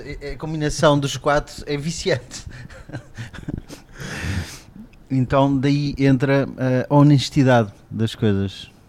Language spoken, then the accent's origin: Portuguese; Cascais, Lisbon, Portugal; moved away as an adult; also born or lived in France / Alentejo; é aquele Cascais que eu conhecia até os meus 18 anos